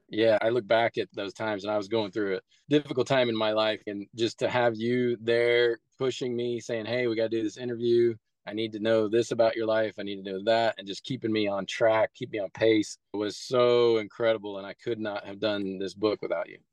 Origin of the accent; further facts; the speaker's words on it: Midwest, United States; I grew up really poor in the Midwest